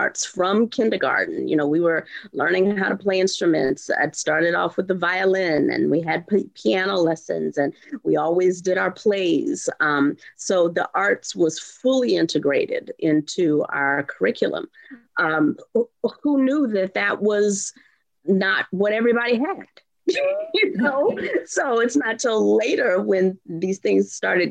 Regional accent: Houston, Texas, United States; moved away; Houston, born and raised

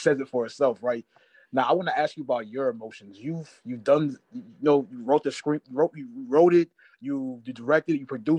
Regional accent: Minneapolis, Minnesota, United States; I'm from Minneapolis

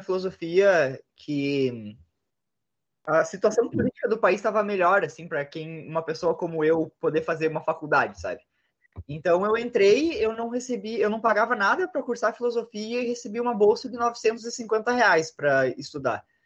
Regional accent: Passo Fundo, Rio Grande do Sul, Brazil; cresci no, numa vila no interior

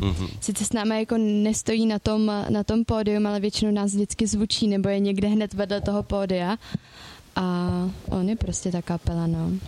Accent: Mělník, Central Bohemian Region, Czechia; já teda jsem z Mělníka

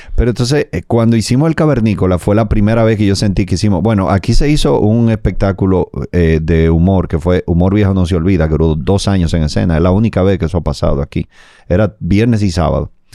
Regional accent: Dominican Republic

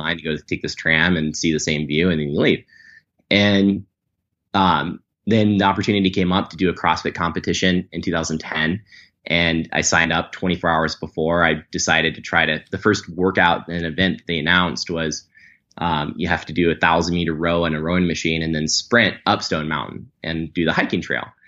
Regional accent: Atlanta, Georgia, United States; growing up in Atlanta

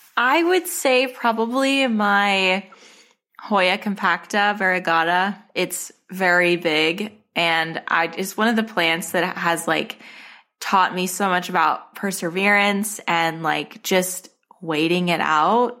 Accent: Arizona, United States; moved away; I'm from Arizona. My, my collection started in Arizona

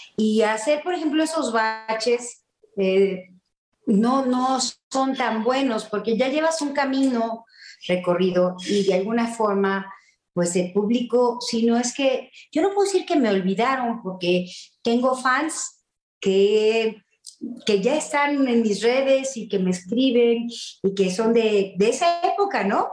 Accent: Querétaro, Mexico; yo soy queretana

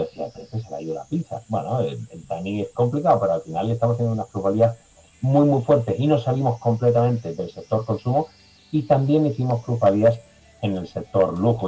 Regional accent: Andalusia, Spain; Yo que soy andaluz

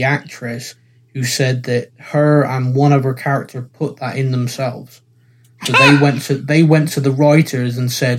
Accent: United Kingdom; I'm British

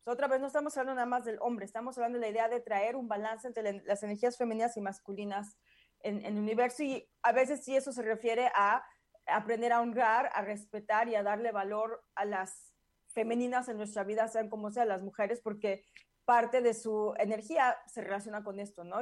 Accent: Mexico; now in United States; yo lo sentí mucho en México

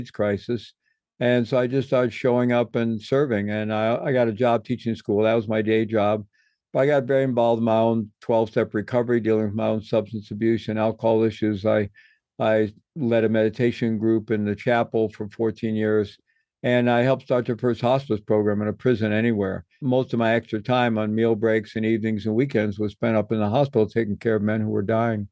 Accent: Midwest, United States; I grew up in the Midwest and came of age in the 1960s

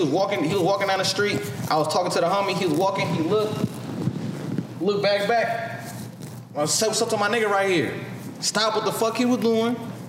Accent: California, United States; but I'm from the Bay.

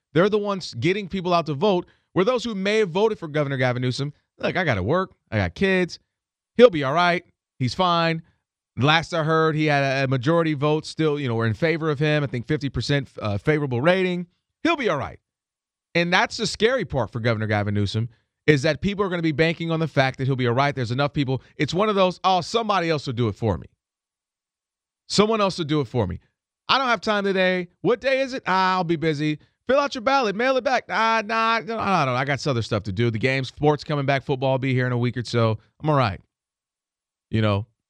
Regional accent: Ann Arbor, Michigan, United States; moved away; I'm from, originally from Ann Arbor, Michigan

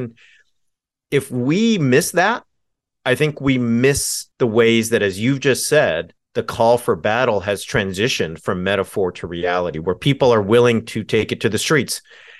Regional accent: California, United States; I grew up in Southern California in the same town. I'm born in the same town as Richard Nixon.

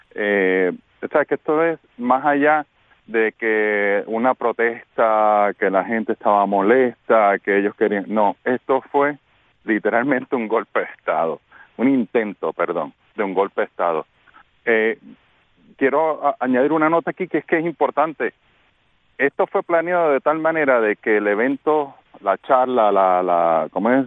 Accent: Puerto Rico; now in Florida, United States; como buen puertorriqueño

